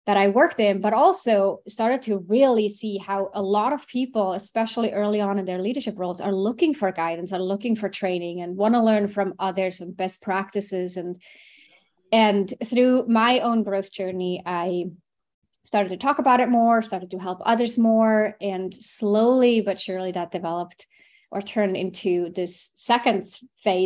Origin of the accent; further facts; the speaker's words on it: Switzerland; I grew up in Switzerland and studied finance, thinking I might go into banking, like a typical Swiss kid